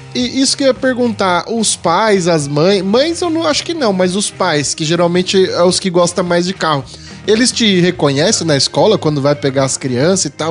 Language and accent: Portuguese; São Paulo, Brazil; Eu sou paulista